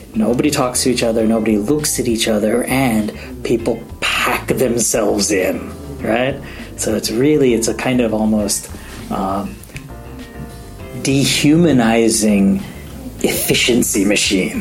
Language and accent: English; New Jersey, United States; moved away as an adult; now in Tokyo, Japan; I grew up in New Jersey